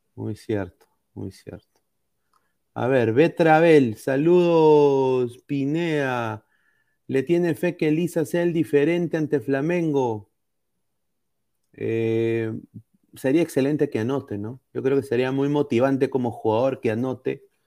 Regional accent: Peru; como aficionado al fútbol peruano, como peruano

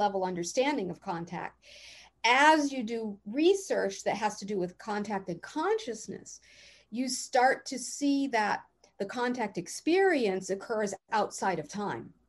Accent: East Coast, United States; moved away; I'm from the East Coast too originally

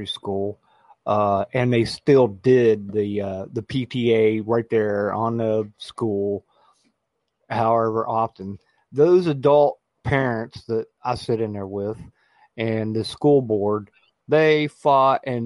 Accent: West Virginia, United States; I grew up in West Virginia Democratic processes, you know, like, my family was involved in the elections.

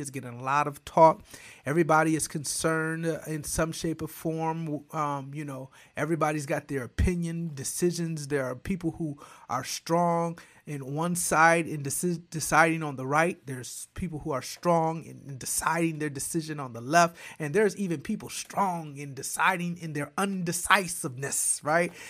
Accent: Flint, Michigan, United States; moved away as an adult; also born or lived in Lansing, Michigan / Detroit, Michigan; now in Georgia, United States; born and raised in Flint, all of those things in Michigan

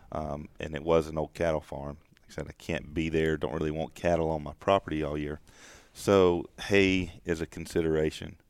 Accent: the South, United States; growing up in the South, I'm mm, part of that uh, traditional hunting club culture

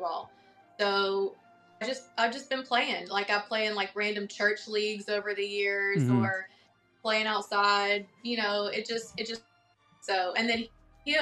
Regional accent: Denton, North Carolina, United States; moved away as an adult; also born or lived in Greensboro, North Carolina; now in Atlanta, United States; I am from North Carolina, a very, very, very, very small country town called Denton, and that's where I grew up.

